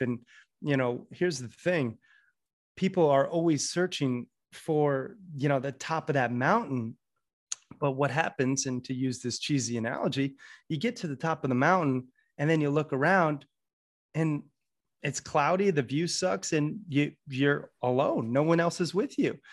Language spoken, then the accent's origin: English; Sarasota, Florida, United States; also born or lived in Red Lodge, Montana; I was born and raised in Sarasota, Florida, and then grew up half in Red Lodge, Montana.